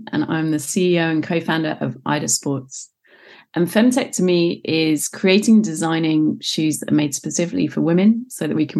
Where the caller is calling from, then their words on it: London, United Kingdom; So as you can probably tell from the accent, I am overseas. I'm in London in the United Kingdom.